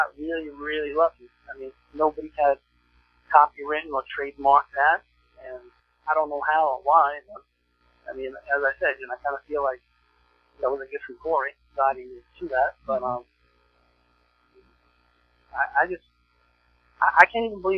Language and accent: English; New York City, New York, United States; I chose to stay in Coney Island, stay here in my neighborhood